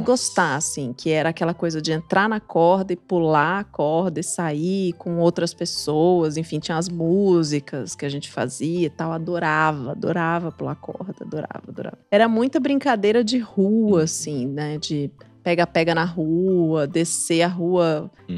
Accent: São Paulo, Brazil; also born or lived in Juiz de Fora, Minas Gerais / Curitiba, Paraná; Morei lá até os oito anos e depois pra, vim para São Paulo, onde estou desde então

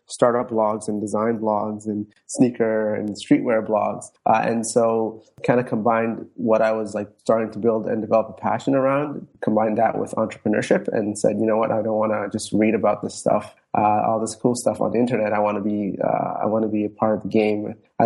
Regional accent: Toronto, Ontario, Canada; also born or lived in Djibouti / Somaliland / Netherlands; I've been in Toronto since I was 8 years old, gone through schooling here from elementary to high school to university

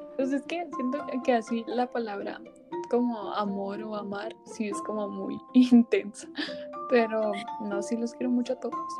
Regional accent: Mexico; Somos mexicanos

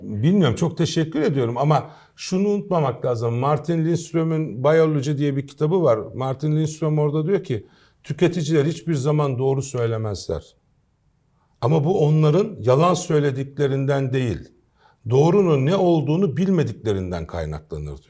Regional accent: Istanbul, Turkey; also born or lived in Kayseri / Strasbourg; 1968 İstanbul doğumlu

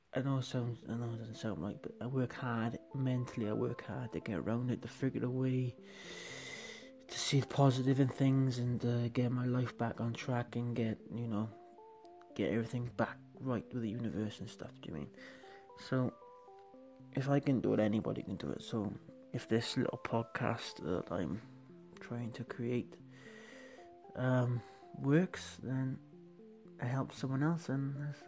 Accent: Wales, United Kingdom; I'm from Wales

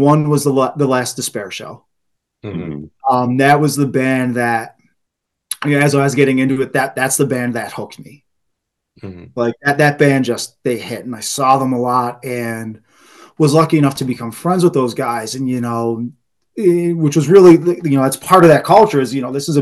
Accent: Buffalo, New York, United States; we grew up off Seneca Street

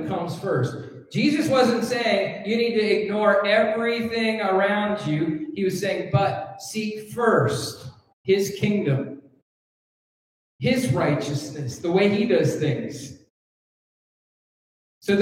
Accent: Canada; now in United States; I'm a Canadian. And I'm a Canadian citizen, actually. I'm a permanent resident of the United States, but I'm a Canadian citizen

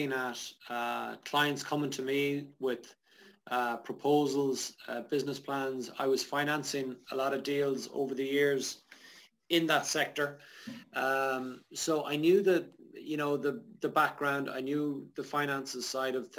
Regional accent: Sligo, Connacht, Ireland; also born or lived in Dublin; ended up back in Sligo, my hometown.

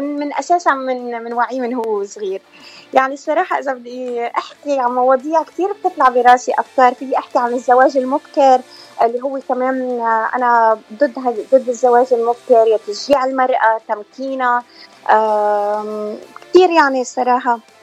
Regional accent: South Lebanon, Lebanon; moved away as an adult; now in United States; أنا من لبنان من جنوب لبنان يعني لبنانية بس آه لبنانية وجنوبية المنشأ

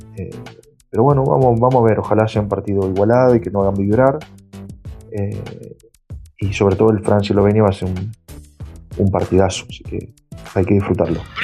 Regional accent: Argentina; siendo argentino

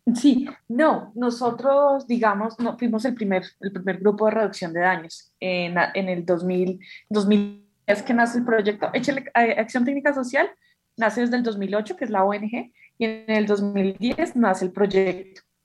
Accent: Bogotá, Colombia; Vivo, eh, actualmente estoy viviendo como a las afueras de Bogotá, pero soy, soy de Bogotá

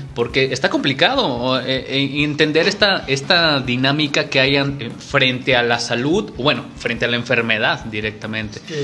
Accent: Mexico; como somos los mexicanos en general

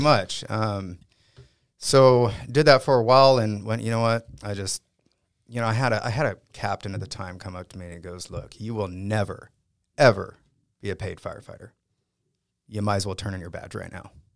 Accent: San Diego, California, United States; I grew up in San Diego, San Diego, California

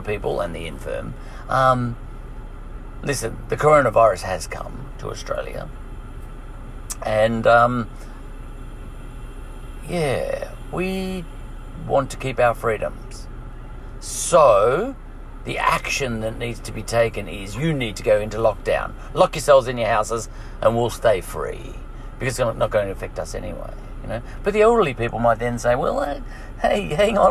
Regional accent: Ireland; I'm an Irish troublemaker.

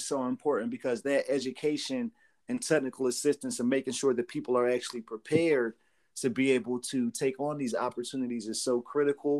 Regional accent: Trenton, New Jersey, United States; I grew up in Trenton, New Jersey

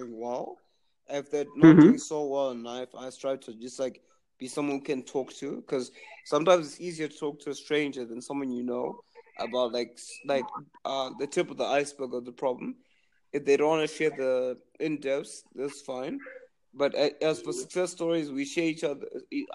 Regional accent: Zimbabwe; I'm from Zimbabwe

